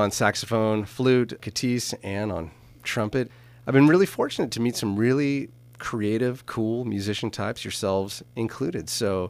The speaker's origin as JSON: {"language": "English", "area": "Napa Valley", "region": "California", "country": "United States", "tie": "born or raised there", "said": "This is my first cousin I grew up with here in Napa Valley."}